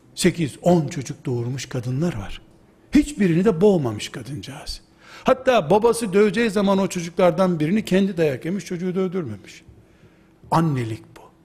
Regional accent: Black Sea Region, Turkey; Bizim Karadeniz yöresinin

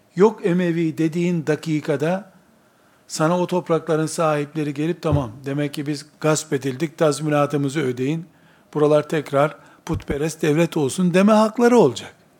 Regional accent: Black Sea Region, Turkey; accent: Black Sea dialect; Bizim Karadeniz lehçesinde

